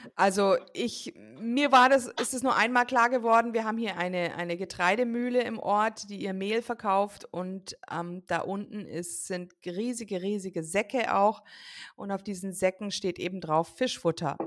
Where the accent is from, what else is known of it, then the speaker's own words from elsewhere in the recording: United States; moved away; ich bin ja selbst gebürtige Amerikanerin